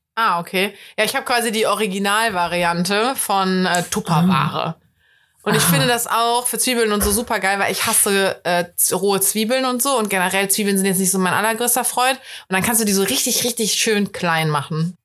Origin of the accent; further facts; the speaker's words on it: Cologne, North Rhine-Westphalia, Germany; als Kölner finde ich es immer richtig scheiße